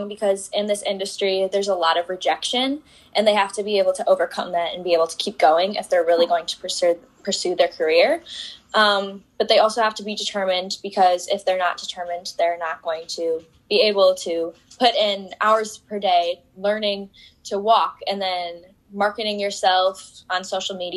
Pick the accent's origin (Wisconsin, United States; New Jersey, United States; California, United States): Wisconsin, United States; Fox Valley, northern; I'm from Wisconsin. I'm part of northern Wisconsin in the Fox Valley